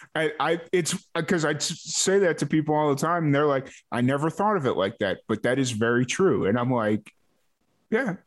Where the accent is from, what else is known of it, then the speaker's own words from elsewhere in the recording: Chicago, Illinois, United States; now in Waco, Texas, United States; I grew up in Chicago like I dealt with the the lake effect snow